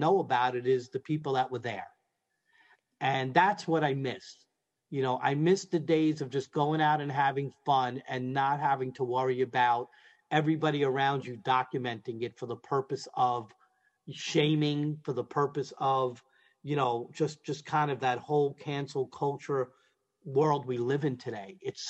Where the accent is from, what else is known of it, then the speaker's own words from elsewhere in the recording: New York City, New York, United States; I'm from Brooklyn